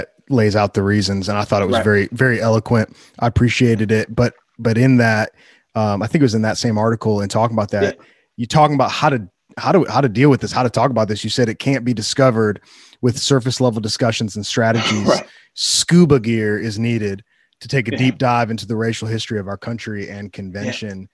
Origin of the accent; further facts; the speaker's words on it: Wheaton, Illinois, United States; I grew up in Wheaton, which is like a really affluent suburb